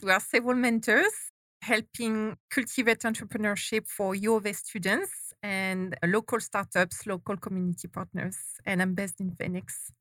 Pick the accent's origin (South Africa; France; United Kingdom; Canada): France; moved away as an adult; now in Arizona, United States; I'm not from Arizona originally. to everybody's surprise, I was born and raised in France.